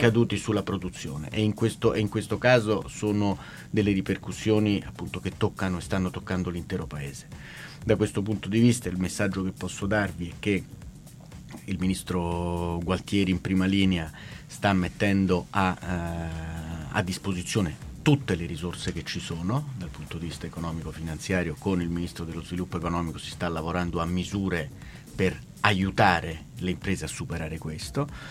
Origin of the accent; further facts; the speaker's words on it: Italy; also born or lived in Barcelona, Spain; ho abitato sempre, sempre in Italia